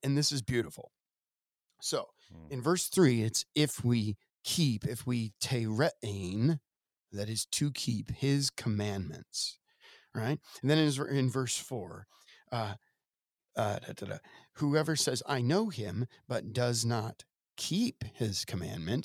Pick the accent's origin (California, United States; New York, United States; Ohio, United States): Ohio, United States; now in Wisconsin, United States; I grew up in Ohio